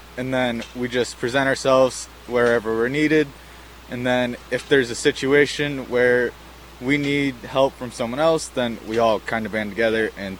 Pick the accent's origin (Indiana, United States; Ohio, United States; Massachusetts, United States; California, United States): Ohio, United States; McComb; I am from Macomb. I will be a senior this year.